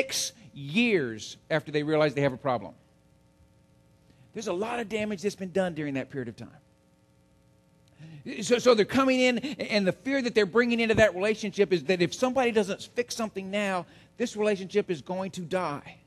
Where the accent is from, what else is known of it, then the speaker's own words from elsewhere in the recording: Central Texas, United States; I grew up in Central Texas.